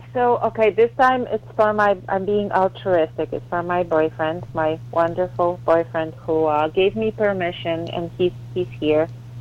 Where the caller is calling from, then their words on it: New York, United States; I'm calling from New York.